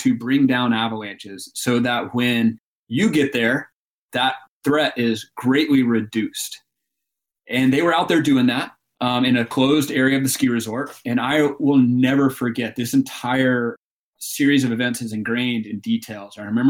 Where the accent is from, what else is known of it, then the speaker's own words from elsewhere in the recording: Birmingham, Alabama, United States; moved away as an adult; also born or lived in South Carolina; I am from Birmingham, Alabama.